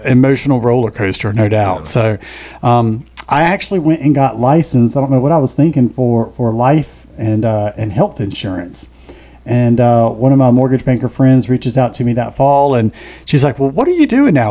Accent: Richlands, North Carolina, United States; moved away as an adult; now in Wilmington, United States; born and raised in Onslow County. Always had ties to to Wilmington from a, a, small little farming community up north called Richlands

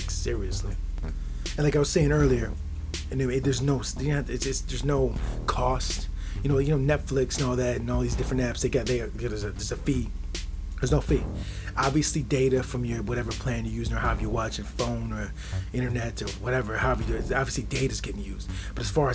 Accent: Midwest, United States; I'm from the Midwest. It's the perspective of a guy from the Midwest.

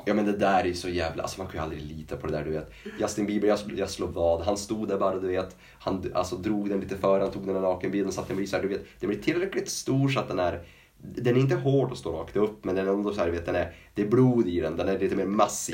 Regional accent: Norrland, Sweden; som norrlänning

